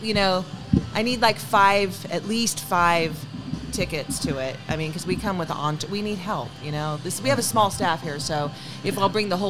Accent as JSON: {"language": "English", "town": "Pacifica", "region": "California", "country": "United States", "tie": "born or raised there", "also_born_or_lived": "Sacramento", "moved": "yes", "said": "I was born and raised in Pacifica."}